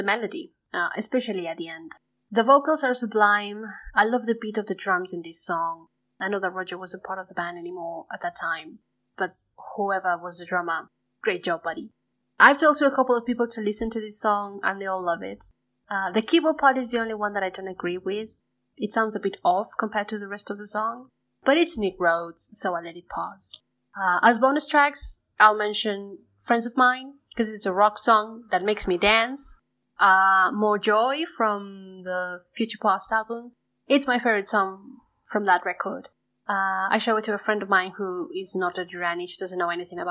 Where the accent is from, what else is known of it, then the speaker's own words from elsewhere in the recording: Neuquén, Argentina; from Neuquén, Argentina, a province in the south of the country, an area mostly known as Patagonia.